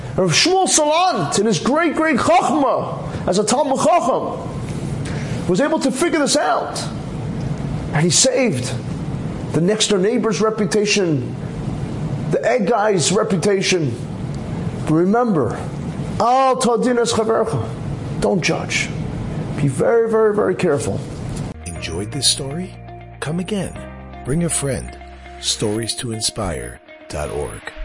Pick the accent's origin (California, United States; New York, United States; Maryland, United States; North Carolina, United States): New York, United States; New York City; when I was growing up in Flatbush on Avenue J, we actually had an egg store